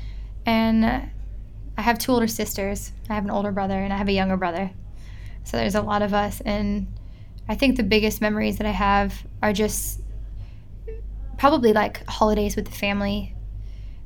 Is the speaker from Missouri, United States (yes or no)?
yes; Kansas City, Missouri, United States; moved away as an adult; also born or lived in Cleveland, Ohio; now in Australia; I was born in Cleveland, Ohio, but I was raised in Kansas City, Missouri